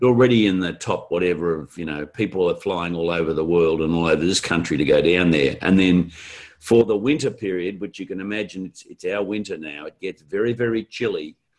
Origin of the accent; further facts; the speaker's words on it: Australia; being Australian working the globe